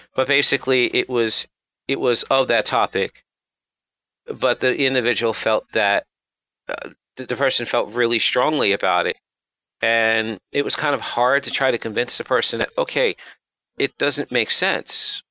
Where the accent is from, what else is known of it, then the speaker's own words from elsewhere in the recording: United States; I'm American, I'm black